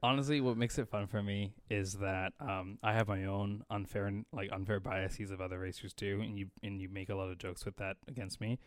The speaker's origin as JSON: {"language": "English", "country": "Canada", "said": "we're Canadian"}